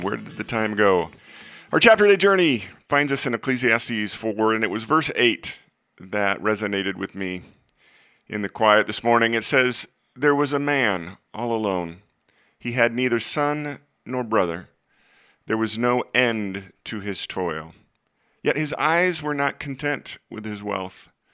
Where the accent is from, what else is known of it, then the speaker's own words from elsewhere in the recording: Des Moines, Iowa, United States; my hometown of Des Moines